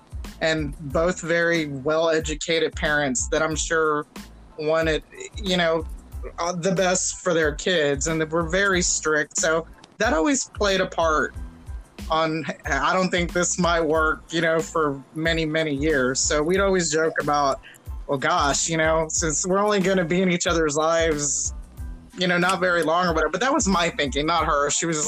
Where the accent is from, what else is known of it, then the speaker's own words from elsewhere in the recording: Houston, Texas, United States; I'm from Houston, but from a very affluent part of Houston